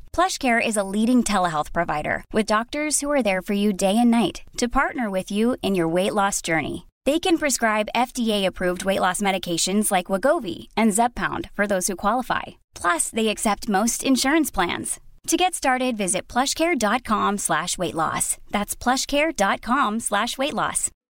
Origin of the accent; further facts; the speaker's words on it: United States; growing up for you know us in in the early '80s in the U.S